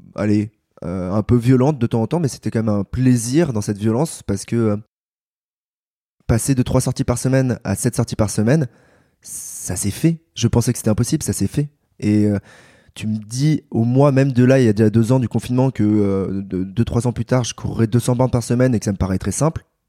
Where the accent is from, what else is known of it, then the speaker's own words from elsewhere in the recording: Paris, Île-de-France, France; j'ai 28 ans, je suis parisien